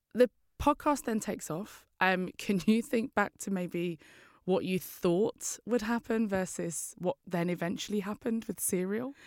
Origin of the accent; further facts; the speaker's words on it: London, United Kingdom; I'm from East London